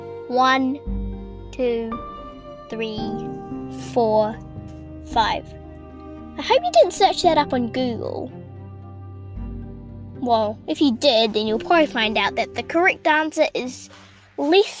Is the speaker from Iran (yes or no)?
no; New Zealand; I'm a Kiwi